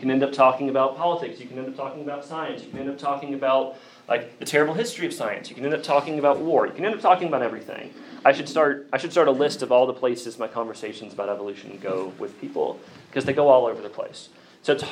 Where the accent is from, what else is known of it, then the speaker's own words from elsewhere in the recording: Bristol, Virginia, United States; accent: Southern; I grew up outside of Bristol on the Virginia side, rural Appalachia, Southern Baptist Church